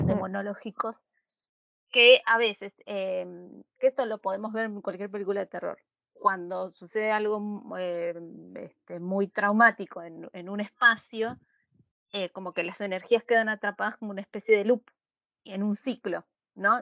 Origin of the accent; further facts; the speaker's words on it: Buenos Aires, Argentina; nací en Buenos Aires hace 30 años